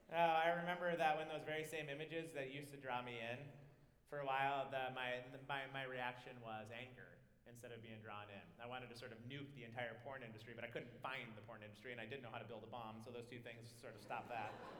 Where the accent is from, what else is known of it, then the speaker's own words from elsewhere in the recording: United States; also born or lived in Scotland; This is my home. I was born here. I love America